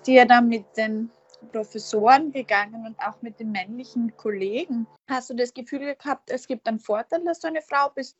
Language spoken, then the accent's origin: German; Feldbach, Styria, Austria; So wie ich ist sie in Fellbach geboren